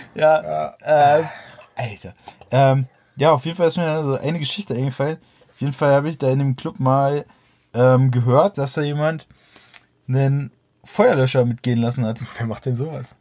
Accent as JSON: {"language": "German", "region": "Berlin", "country": "Germany", "said": "bei uns in Berlin"}